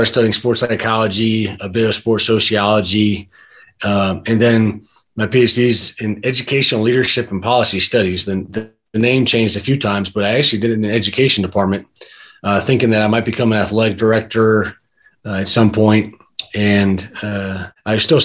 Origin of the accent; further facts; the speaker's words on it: Cleveland, Ohio, United States; I grew up in Cleveland